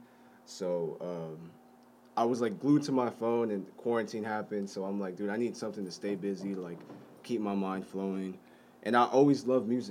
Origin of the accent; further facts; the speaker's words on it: Corona, California, United States; also born or lived in Fountain Valley, California; I'm from Corona, California. The IE